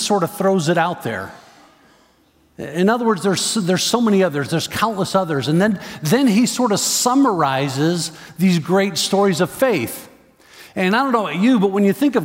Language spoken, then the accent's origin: English; Chicago, Illinois, United States; I grew up in the Chicago area.